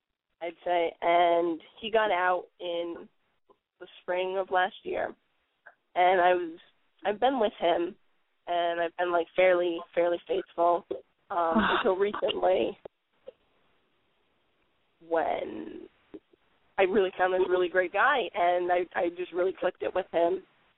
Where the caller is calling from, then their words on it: Connecticut, United States; Yeah, it's in Connecticut.